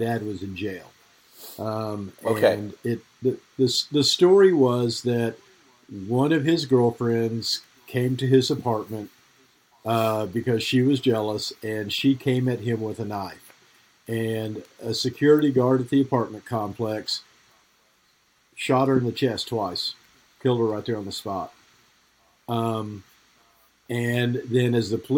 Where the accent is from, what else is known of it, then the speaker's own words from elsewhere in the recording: Oklahoma, United States; I grew up in Oklahoma with my mom